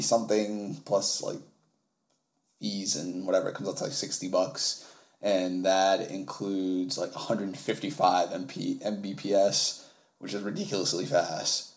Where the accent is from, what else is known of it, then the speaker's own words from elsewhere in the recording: New York City, New York, United States; I was raised in Harlem where this show takes place.